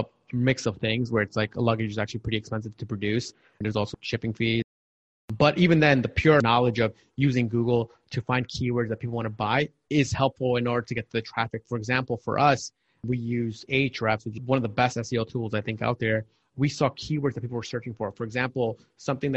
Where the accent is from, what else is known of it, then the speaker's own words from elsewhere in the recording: New York, United States; moved away as an adult; also born or lived in San Francisco; I grew up in New York